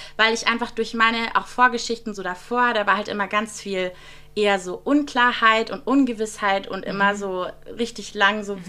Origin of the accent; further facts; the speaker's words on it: Friedrichshafen, Baden-Württemberg, Germany; moved away; ich komme ja aus Friedrichshafen am Bodensee, mhm. ganz im Süden von Deutschland